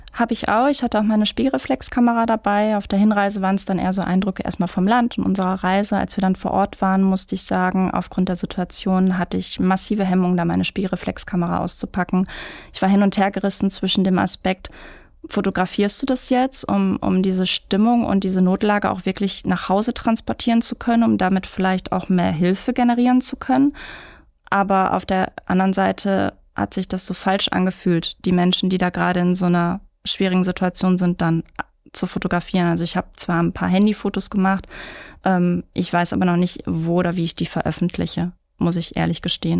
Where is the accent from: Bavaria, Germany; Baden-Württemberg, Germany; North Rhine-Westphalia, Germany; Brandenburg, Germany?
North Rhine-Westphalia, Germany; Mülheim an der Ruhr; also born or lived in Karlsruhe; now in Duisburg, Germany; Ich bin in Mülheim-Speldorf groß geworden